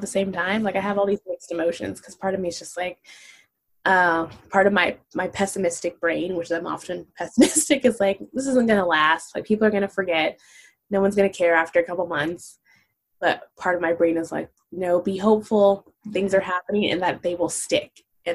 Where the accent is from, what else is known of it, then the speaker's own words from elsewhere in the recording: Los Angeles, California, United States; I have a different experience growing up in Los Angeles than as a Black person